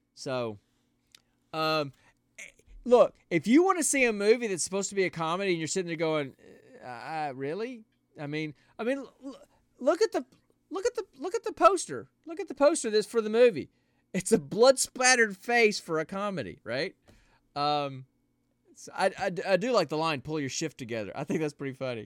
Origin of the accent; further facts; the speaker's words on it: the South, United States; I'm from the South